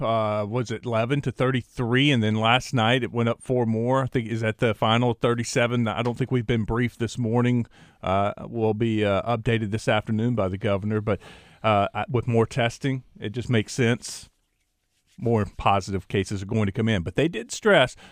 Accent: East Texas, United States; growing up in East Texas

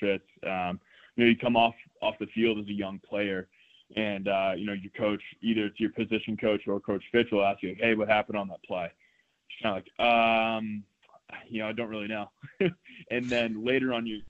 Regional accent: Scituate, Massachusetts, United States; moved away; I grew up in Scituate, Massachusetts. It's a small town. On the South Shore, just outside of Boston

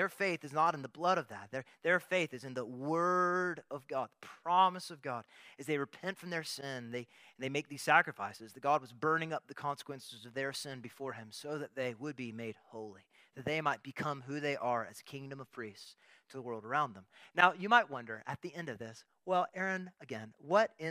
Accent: Texas, United States; As a Texan

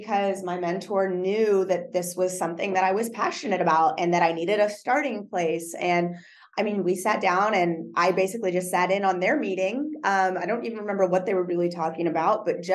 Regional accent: Texas, United States; I'm from Texas

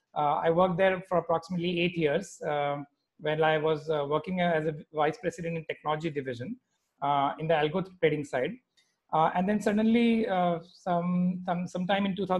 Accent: Mumbai, Maharashtra, India; also born or lived in Gwalior / United States; I was born in Gwalior, but I was brought up in Mumbai, Bombay, it was called back then.

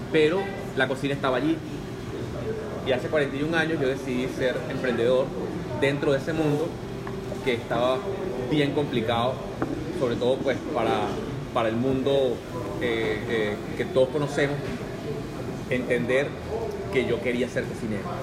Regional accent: Venezuela; algo que estaba considerado en mi país una, una profesión para eh, personal de servicio y mucho peor con el lenguaje que utilizamos en Venezuela es una profesión para cachifos.

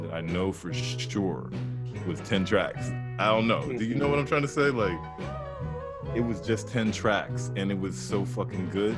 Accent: United States; also born or lived in Atlanta, Georgia; I was born in Atlanta, Georgia, but I grew up out here, like, from 5 years up, 5 years old and up.

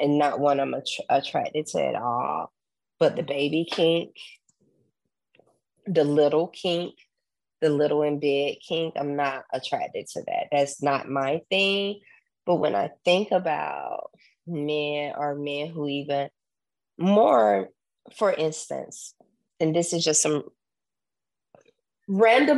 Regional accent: Southern, United States; accent: Southern; my Southern accent came out

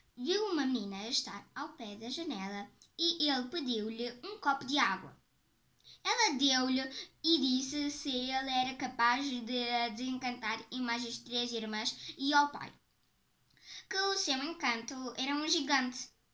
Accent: Portugal; tenho 10 anos e eu sou portuguesa.

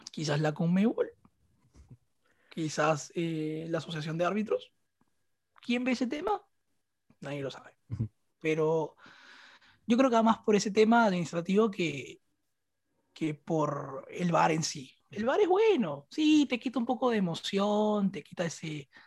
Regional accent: Peru; como peruano

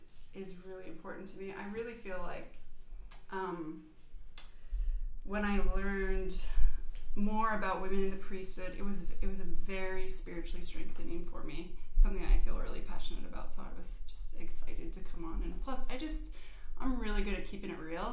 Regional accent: Canada; yeah, and I'm Canadian, so that puts me apart from all the rest of the ladies here

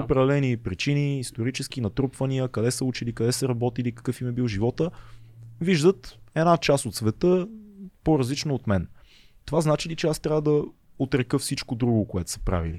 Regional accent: Bulgaria; ние, като, като българи

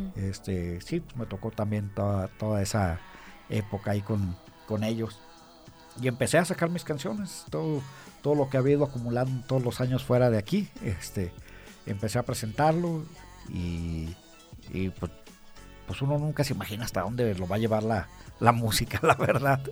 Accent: Aguascalientes, Mexico; moved away as an adult; yo desde que me salí de aquí de Aguascalientes

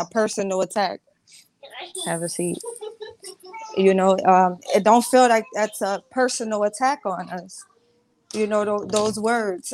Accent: the South, United States; I'm from the South

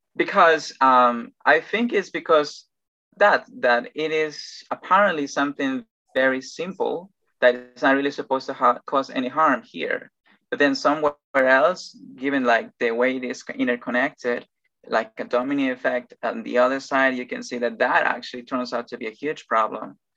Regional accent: Ecuador; English is a second language; also born or lived in Machala, Ecuador; I'm Ecuadorian and I live on the coast

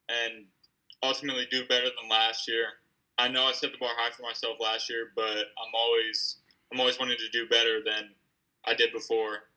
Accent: Gaithersburg, Maryland, United States; Uh, Gaithersburg.

